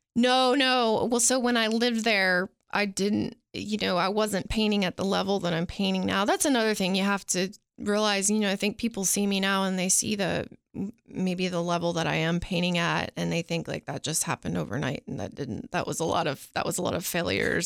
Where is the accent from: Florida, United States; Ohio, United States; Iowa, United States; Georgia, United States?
Florida, United States; also born or lived in Nashville, Tennessee; now in Cookeville, United States; I was born in Nashville. My family left when I was four and we moved out to Florida.